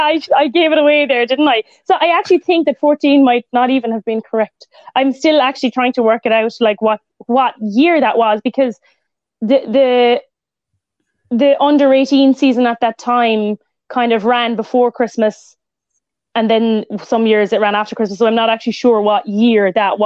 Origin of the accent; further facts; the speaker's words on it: Limerick, Munster, Ireland; like in my hometown